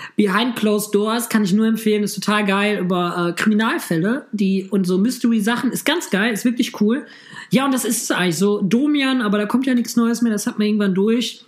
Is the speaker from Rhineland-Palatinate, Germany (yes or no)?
no; Düsseldorf, North Rhine-Westphalia, Germany; Ich als Düsseldorfer Rheinländer